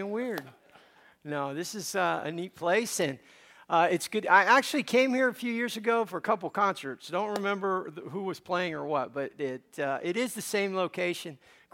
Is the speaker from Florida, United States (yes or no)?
yes; Miami, Florida, United States; also born or lived in Cuba; I grew up in Miami, Florida